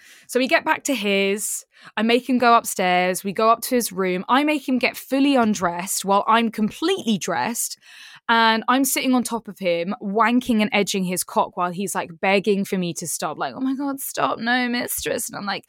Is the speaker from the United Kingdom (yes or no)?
yes; Kingston upon Thames, London, United Kingdom; This is in my hometown in Kingston in southwest London.